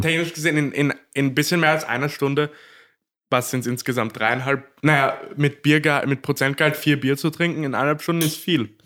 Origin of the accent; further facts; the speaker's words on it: Korneuburg, Lower Austria, Austria; ich bin ja waschechter Korneuburger